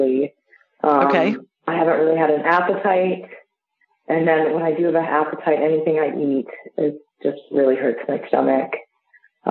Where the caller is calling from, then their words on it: Winter Garden, Florida, United States; I'm calling from Winter Garden, Florida.